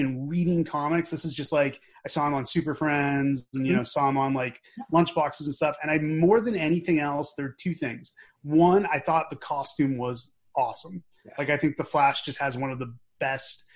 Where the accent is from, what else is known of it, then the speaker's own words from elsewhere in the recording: Newton, Massachusetts, United States; also born or lived in Watertown, Massachusetts; I was born in Watertown and I grew up in Newton